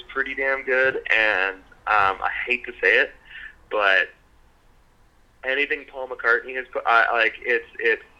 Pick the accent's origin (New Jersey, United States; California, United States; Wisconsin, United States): California, United States; moved away as an adult; also born or lived in Toronto; now in Canada; I'm a West Coaster, not a Canadian West Coaster. I was born and raised in California, moved out here for school.